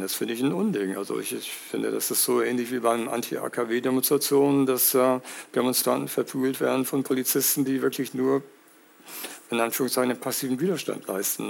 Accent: United States; now in Hamburg, Germany; ich bin in den USA aufgewachsen.

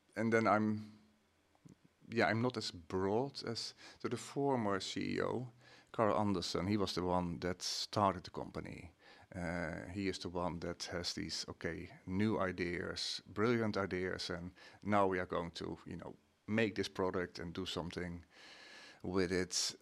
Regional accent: Netherlands; moved away as an adult; now in Sweden; I'm, uh, Dutch.

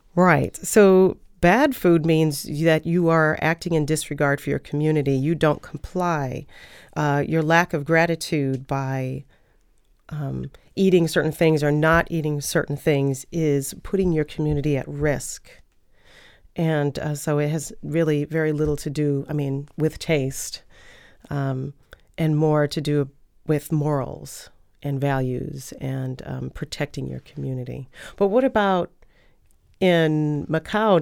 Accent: United States; I'm from the United States

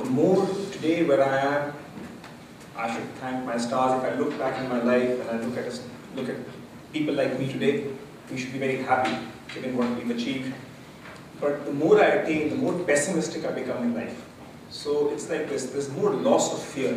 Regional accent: India; moved away as an adult; now in London, United Kingdom; so I'm from India. I grew up in India. I came here 11 years ago to work.

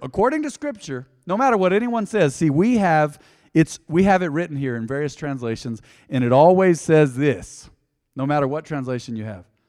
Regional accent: Hobbs, New Mexico, United States; growing up on the South Side in Hobbs, I remember being discriminated against because my skin was too white.

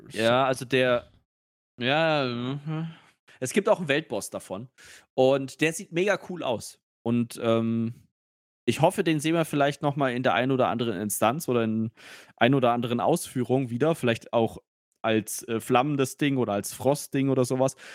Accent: Nuremberg, Bavaria, Germany; ich bin ja ein, ein Nürnberger Bub äh, von Geburt

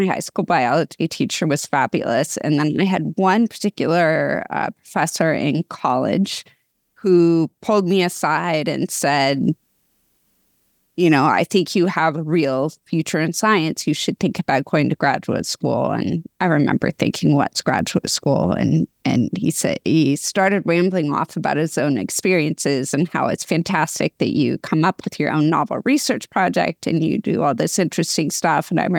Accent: West Coast, United States; also born or lived in Portland / Seattle / Sacramento; So we moved around the West Coast when I was a kid, Portland, Seattle, Sacramento.

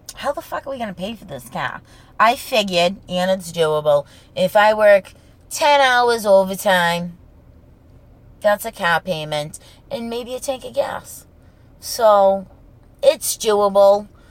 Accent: Revere, Massachusetts, United States; born or raised there; accent: Boston accent

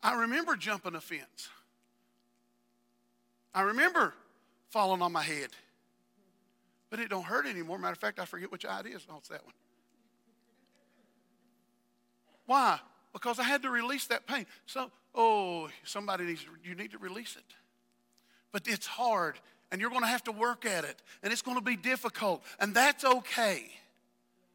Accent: West Virginia, United States; I am from West Virginia

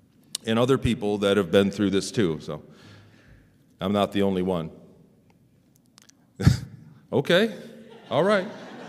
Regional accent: Ann Arbor, Michigan, United States; born there; I was born in 72 in Ann Arbor, Michigan, and I'm a normal guy.

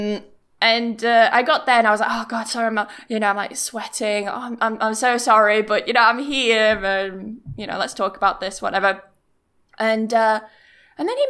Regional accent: Yorkshire and the Humber, United Kingdom; moved away; also born or lived in Bristol; we're a Yorkshire family, okay? We're from Yorkshire.

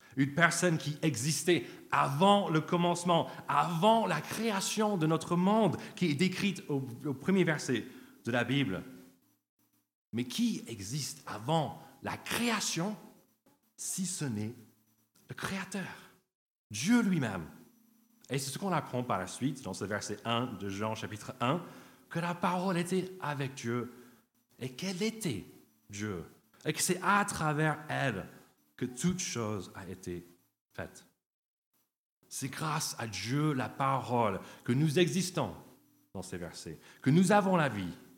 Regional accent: United States; French is a second language; now in France

